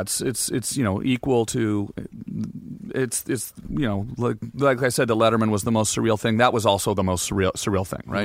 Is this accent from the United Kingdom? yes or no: no; Canada; I'm Canadian